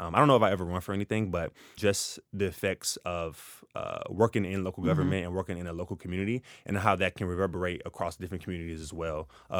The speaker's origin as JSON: {"language": "English", "town": "Ferguson", "region": "Missouri", "country": "United States", "tie": "born or raised there", "said": "So I grew up in North County, St. Louis, specifically in the municipality of Ferguson, Missouri."}